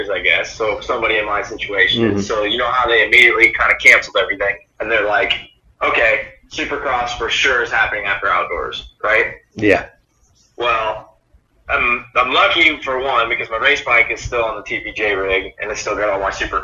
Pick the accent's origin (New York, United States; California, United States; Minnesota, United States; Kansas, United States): Kansas, United States; Topeka; also born or lived in Manhattan, Kansas; when we moved here to Topeka, because I was born in Manhattan, Kansas, when we moved to Topeka, I was, I think, 3 years old